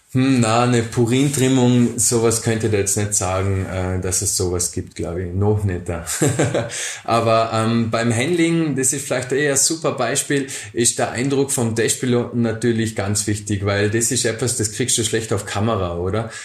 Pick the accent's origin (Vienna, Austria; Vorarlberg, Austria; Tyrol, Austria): Vorarlberg, Austria; Bregenz; also born or lived in Dornbirn; Und irgendwann sind wir von Dombien nach Bregenz gezogen, eben als ich so neun Jahre alt war